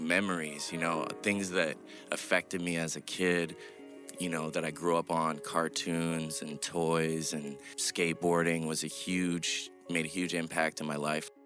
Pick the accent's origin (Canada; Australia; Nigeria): Canada; Nova Scotia; now in New York City, United States; I'm from Nova Scotia